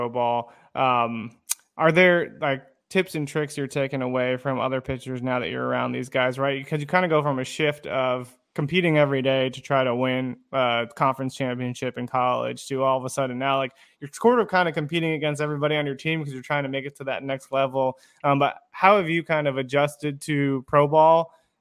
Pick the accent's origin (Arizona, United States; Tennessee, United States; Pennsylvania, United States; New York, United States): Arizona, United States; I'm from Arizona